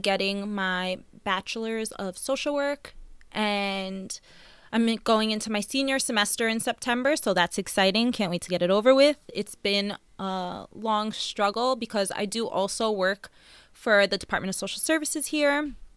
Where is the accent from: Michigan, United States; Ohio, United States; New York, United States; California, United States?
New York, United States; Long Island, Nassau County; We were born and raised in Long Island, um, Nassau County